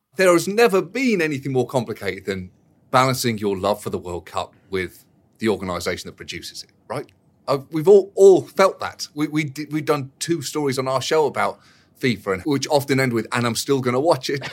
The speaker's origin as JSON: {"language": "English", "area": "near Boston", "region": "Massachusetts", "country": "United States", "tie": "born or raised there", "said": "I grew up near Boston as a Red Sox fan"}